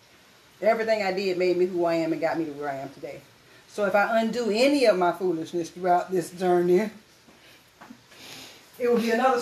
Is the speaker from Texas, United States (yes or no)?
no; Jacksonville, Florida, United States